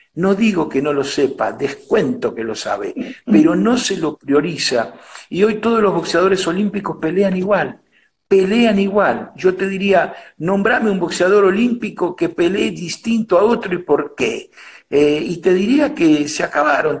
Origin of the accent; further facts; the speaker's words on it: Argentina; also born or lived in New York; mi raíz estaba acá